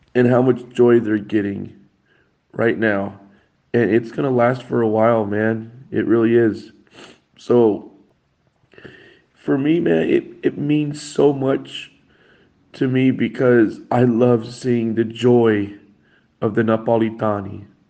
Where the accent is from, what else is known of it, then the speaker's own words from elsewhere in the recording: Colorado, United States; moved away as an adult; also born or lived in Naples; I am originally from Colorado